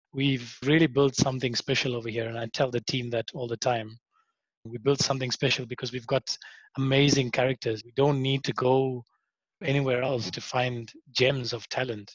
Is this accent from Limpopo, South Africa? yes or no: no; Kokstad, KwaZulu-Natal, South Africa; also born or lived in Kenya; I grew up in a in a small town called Kokstad. It's on the on the border of Eastern Cape and KZN.